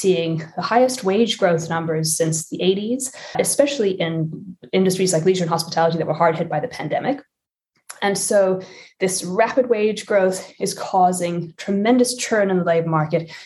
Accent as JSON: {"language": "English", "country": "South Africa", "tie": "born or raised there", "moved": "yes", "said": "I was born and raised in South Africa"}